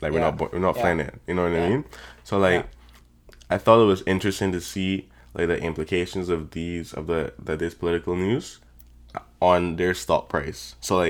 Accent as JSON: {"language": "English", "country": "Barbados", "said": "I'm from Barbados still."}